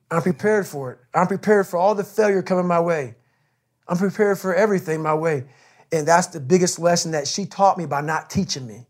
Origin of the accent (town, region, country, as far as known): Brazil, Indiana, United States; born or raised there; also born or lived in Buffalo, New York